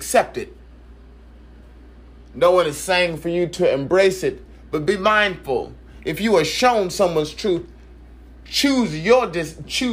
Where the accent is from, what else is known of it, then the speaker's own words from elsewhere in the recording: San Francisco, California, United States; I came from San Francisco, and San Francisco, California